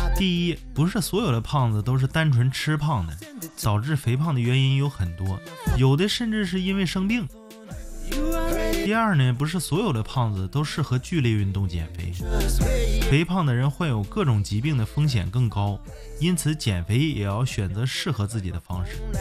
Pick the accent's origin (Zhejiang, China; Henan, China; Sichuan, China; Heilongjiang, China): Heilongjiang, China; Harbin; 因为它发生在我的老家呀，黑龙江哈尔滨